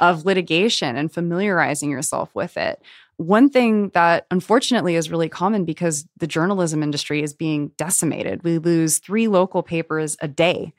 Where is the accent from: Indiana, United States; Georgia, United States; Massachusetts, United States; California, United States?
California, United States; Los Angeles; I grew up here in Los Angeles